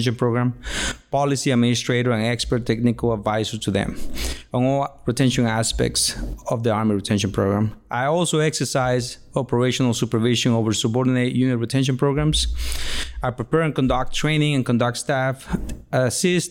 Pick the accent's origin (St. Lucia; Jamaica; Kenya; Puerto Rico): Puerto Rico; I was born in Puerto Rico, Boricua all the way.